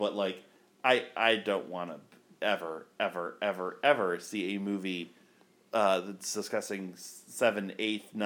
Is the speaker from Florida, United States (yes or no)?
yes; Florida, United States; also born or lived in Ohio; I moved to Florida from Ohio in, February. So I was only in elementary school